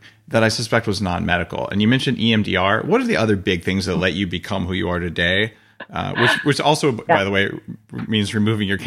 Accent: New Mexico, United States; I grew up in New Mexico

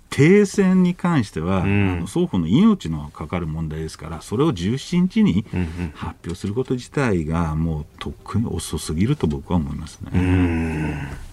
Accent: United States; now in Japan; アメリカ人として

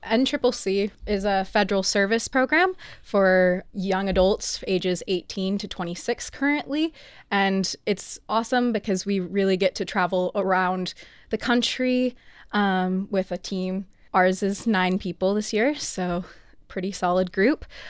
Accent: Oregon, United States; I'm from Oregon

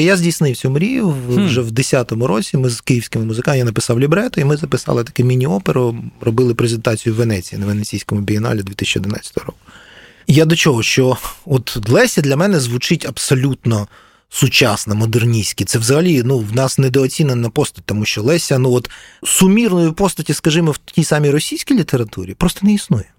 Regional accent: Kyiv, Ukraine; я через нього відчуваю як киянин

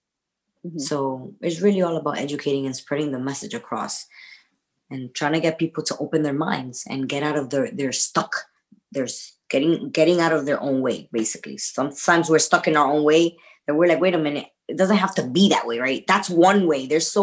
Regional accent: United States; well, I'm American, everybody speaks English.

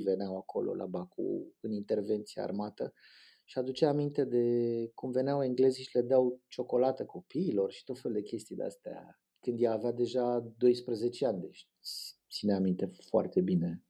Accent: Bucharest, Romania; m-am născut în Rahova, dar la patru ani ne-am mutat în drumul taberii

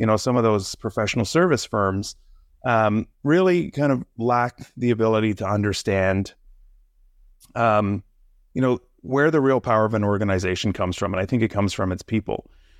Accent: Quebec, Canada; now in Toronto, Canada; I live in the Toronto area right now, but I grew up in the Quebec area in Canada. Here, really small little town.

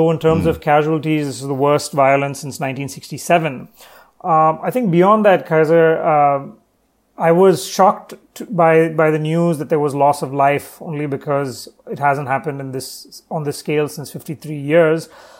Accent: Chennai, Tamil Nadu, India; So I'm currently actually in Chennai in the south, which is my hometown.

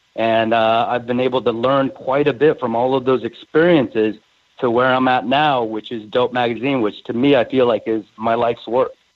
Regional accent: Seattle, Washington, United States; growing up in the Seattle market

